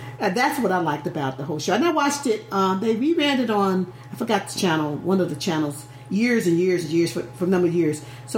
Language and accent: English; the South, United States; Growing up in the South, football was king